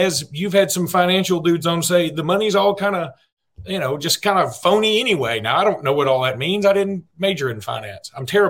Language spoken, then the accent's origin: English; Alexander City, Alabama, United States; Growing up in Alexander City, Alabama, which is right a 9-iron away from Auburn.